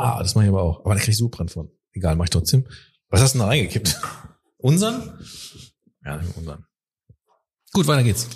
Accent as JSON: {"language": "German", "area": "Ruhr area", "region": "North Rhine-Westphalia", "country": "Germany", "said": "ich komme aus dem Ruhrgebiet"}